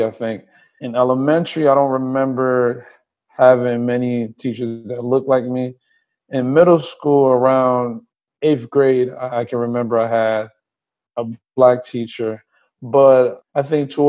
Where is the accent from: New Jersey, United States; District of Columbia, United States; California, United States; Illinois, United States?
New Jersey, United States; Trenton; also born or lived in Liberia / Willingboro, New Jersey / New Brunswick, New Jersey; now in Los Angeles, United States; I was born in Liberia, came here when I was about 8. I grew up in New Jersey, primarily in Trenton